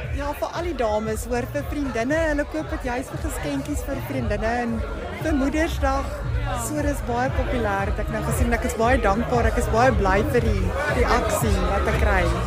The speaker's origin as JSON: {"language": "Afrikaans", "region": "North West", "country": "South Africa", "moved": "as an adult", "lives_now": "Cape Town, South Africa", "said": "Ek is eintlik van die Noordwes provinsie."}